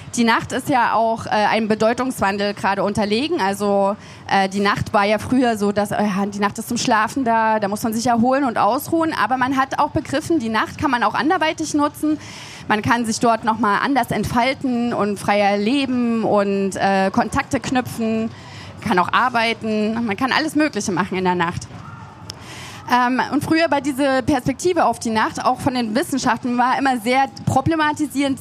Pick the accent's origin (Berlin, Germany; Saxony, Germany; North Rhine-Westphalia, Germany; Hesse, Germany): Saxony, Germany; Leipzig; ich komme aus Leipzig